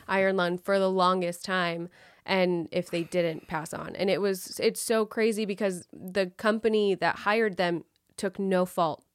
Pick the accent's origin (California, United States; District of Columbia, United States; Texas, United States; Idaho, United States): California, United States; West Sacramento; I'm from West Sacramento, which is not exactly Sacramento